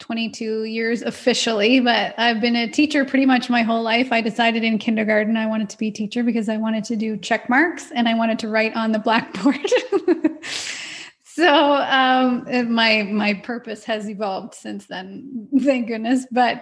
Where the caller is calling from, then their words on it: Ontario, Canada; So I'm in Ontario, Canada, in a small town about an hour and a half west of Toronto.